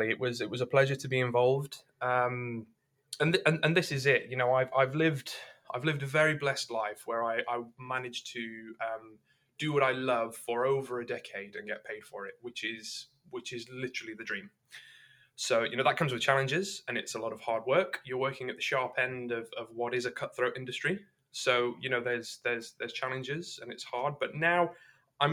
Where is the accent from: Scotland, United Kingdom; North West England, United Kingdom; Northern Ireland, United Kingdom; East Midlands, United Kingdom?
East Midlands, United Kingdom; Derbyshire; moved away; also born or lived in London; I was born in the Midlands. I was born in a little mining town in Derbyshire.